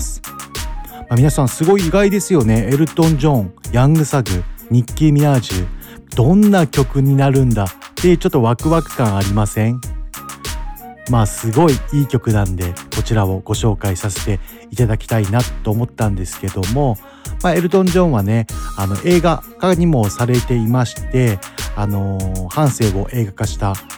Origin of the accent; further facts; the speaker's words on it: Mito, Ibaraki, Japan; 地元水戸